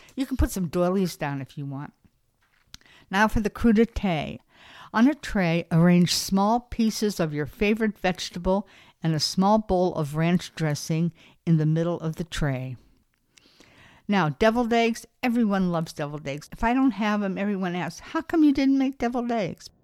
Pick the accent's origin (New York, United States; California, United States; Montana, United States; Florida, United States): California, United States; Beverly Hills; moved away; I'm originally from Beverly Hills, California